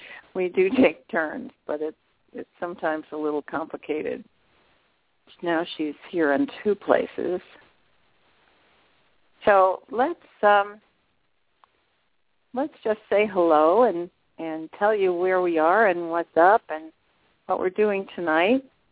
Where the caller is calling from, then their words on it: Canada; Because I'm calling from Canada, and it wouldn't let me in.